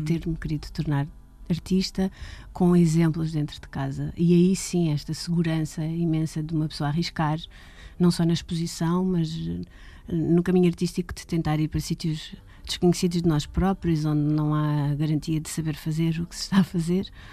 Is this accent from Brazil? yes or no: no; Portugal; born or raised there; also born or lived in London